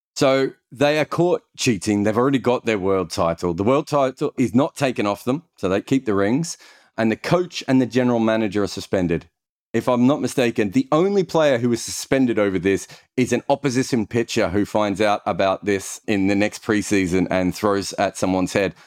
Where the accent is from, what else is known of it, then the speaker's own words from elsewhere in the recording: Australia; I'm Australian